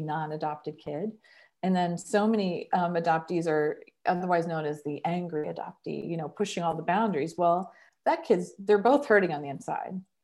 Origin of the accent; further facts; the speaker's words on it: Columbus, Ohio, United States; now in Cincinnati, United States; I grew up in Col-, Columbus, and now I live in Cincinnati